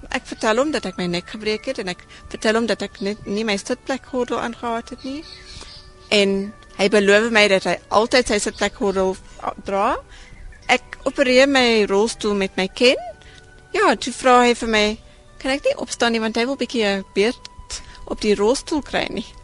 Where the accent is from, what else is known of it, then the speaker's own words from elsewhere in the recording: South Africa; as Suid-Afrikaners is ons uniek